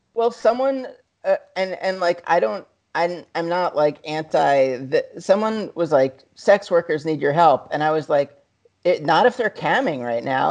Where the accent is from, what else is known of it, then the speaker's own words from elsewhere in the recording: New York, United States; growing up in New York